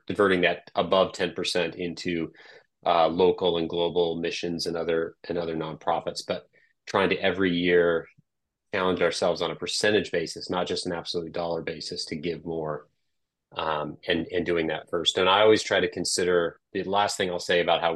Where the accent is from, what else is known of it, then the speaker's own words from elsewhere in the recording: Des Moines, Iowa, United States; Growing up in Des Moines